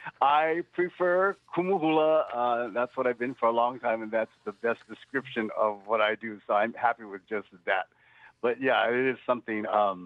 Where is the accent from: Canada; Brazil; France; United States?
United States; Hawaii; now in San Francisco, United States; Even though I'm here in San Francisco, I get to practice being a Hawaiian, a Native Hawaiian, and using those customs and traditions